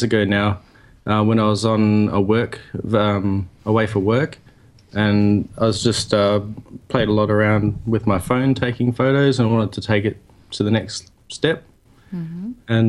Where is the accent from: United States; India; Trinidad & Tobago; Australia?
Australia; Perth, Western Australia; moved away as an adult; now in Sydney, Australia; I grew up in Perth, which is on the other side of Australia.